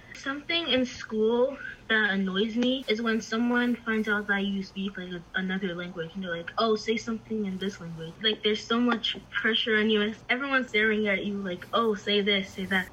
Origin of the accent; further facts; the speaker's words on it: United States; I was born in America, but my parents were not